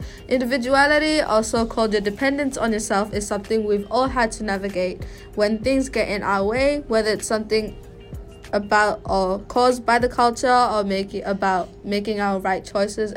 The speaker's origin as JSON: {"language": "English", "country": "Australia", "tie": "born or raised there", "said": "I was born in Australia, so I had trouble because we would go to Malaysia, like, once a year. And, like, and I don't really talk in Malay in Australia"}